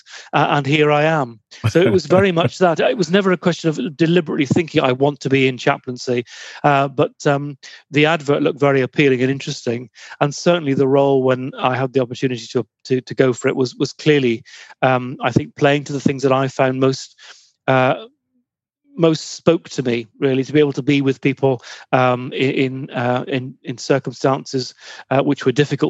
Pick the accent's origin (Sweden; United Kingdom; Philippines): United Kingdom; Plymouth, South West England; moved away as an adult; also born or lived in Bristol; I grew up in Plymouth